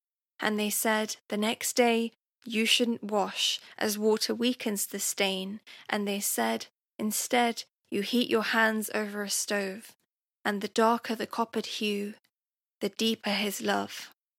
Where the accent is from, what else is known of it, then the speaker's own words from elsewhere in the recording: Leicester, East Midlands, United Kingdom; I'm a British Indian poet, performer and radio presenter from Leicester.